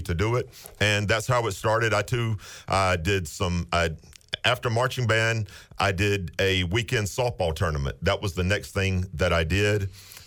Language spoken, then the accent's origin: English; Washington, North Carolina, United States; moved away as an adult; now in Wake Forest, United States; I am actually from Washington, Little Washington. I was born and raised there, and it's still home.